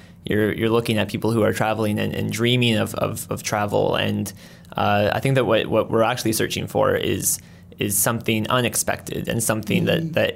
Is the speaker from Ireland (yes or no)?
no; Colombia; born there; I was born in, my parents were missionaries in, mm-hmm. in Colombia. So I was born in Colombia